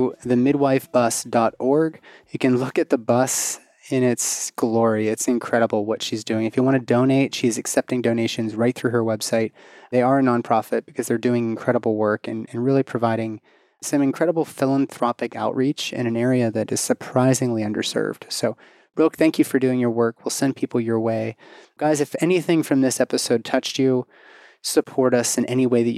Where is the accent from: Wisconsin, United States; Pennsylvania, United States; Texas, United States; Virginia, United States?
Pennsylvania, United States; Pittsburgh; UPMC in my hometown of Pittsburgh.